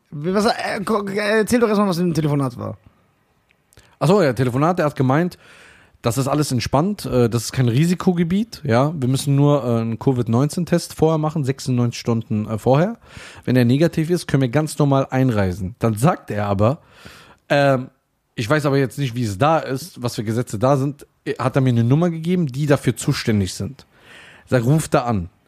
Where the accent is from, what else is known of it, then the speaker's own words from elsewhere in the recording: Germany; Ich bin ja Deutscher, das wäre ja keine Lüge.